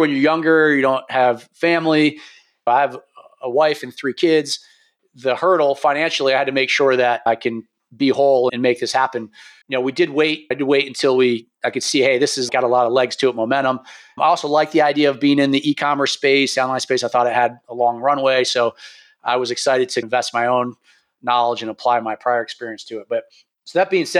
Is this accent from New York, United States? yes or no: yes; New York, United States; moved away; also born or lived in Pennsylvania; I'm from New York originally